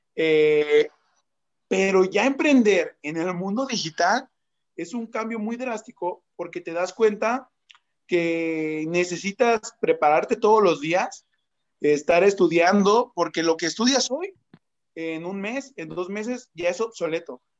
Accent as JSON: {"language": "Spanish", "country": "Mexico", "said": "Soy marquetero, soy mexicano"}